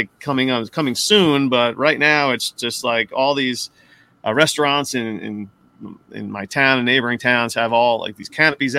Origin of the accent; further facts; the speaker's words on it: New Jersey, United States; also born or lived in Jackson Heights, Queens, New York; But I lived in Jackson Heights for a few years before I moved to Jersey. I grew up in Jersey, lived in Jackson Heights, worked in Manhattan. And now I'm home.